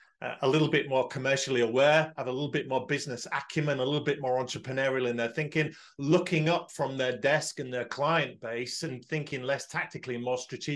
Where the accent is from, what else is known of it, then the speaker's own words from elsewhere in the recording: Hull, Yorkshire and the Humber, United Kingdom; I'm looking forward to Accountex Hull, Martin, where they come to my hometown.